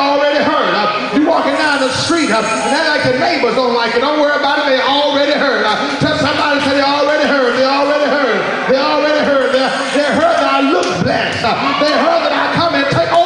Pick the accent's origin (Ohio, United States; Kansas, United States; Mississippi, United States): Mississippi, United States; I'm from Mississippi